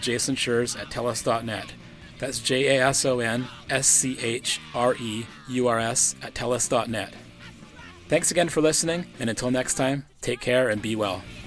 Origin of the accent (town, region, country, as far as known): Powell River, British Columbia, Canada; born or raised there